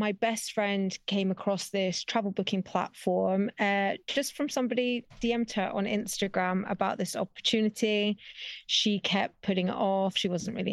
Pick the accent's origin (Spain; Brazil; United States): Spain; also born or lived in Scotland; I was born and raised in Spain, so I've always traveled back and forth between here and the UK as a kid